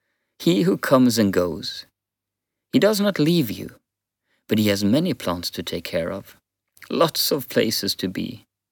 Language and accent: English; Western Norway, Norway; Even though I am from Western Norway and now live in the Southeast, I can relate.